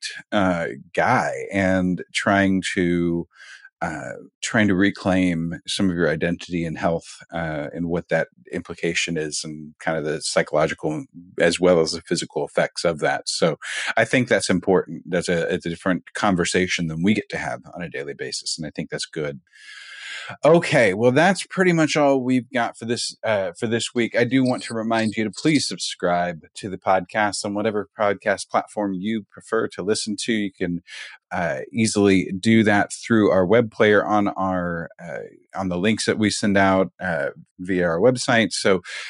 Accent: Kansas City, United States; now in Texas, United States; I'm being from Kansas City

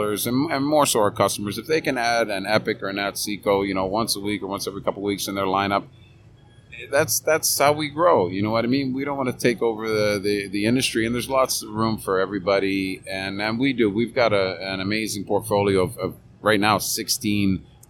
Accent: Canada; moved away as an adult; also born or lived in Fredericton / Turks and Caicos / Dominican Republic; growing up in Canada, playing hockey, policing

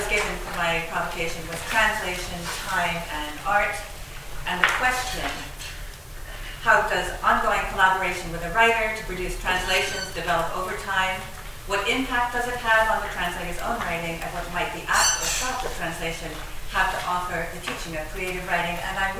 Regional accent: Neptune, New Jersey, United States; born there; But I have to say, I was born in Neptune, New Jersey.

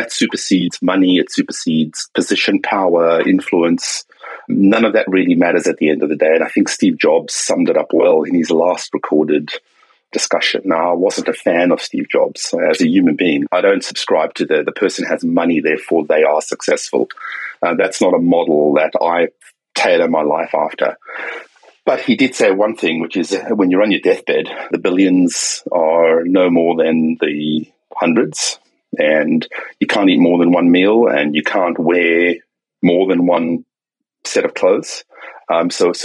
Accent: South Africa; now in Sydney, Australia; I grew up in South Africa, okay, during apartheid.

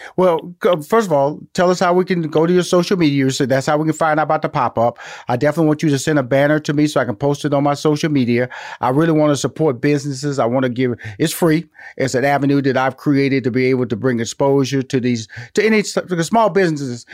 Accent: Houston, Texas, United States; now in Atlanta, United States; I'm from Houston, Texas. I'm living in Atlanta

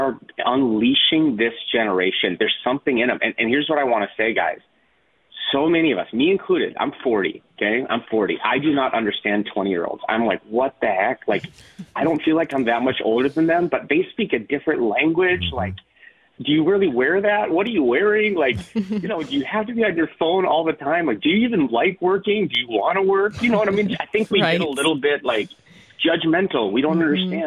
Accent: North Dakota, United States; now in Minneapolis, United States; I'm a kid from North Dakota. I live in Minneapolis

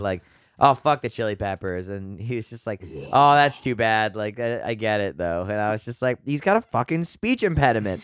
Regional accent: Canada; I'm the Canadian here

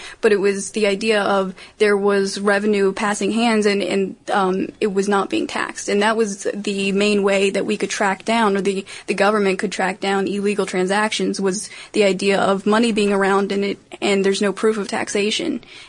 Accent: Maryland, United States; I wanted to give a shout out to Maryland, my home state

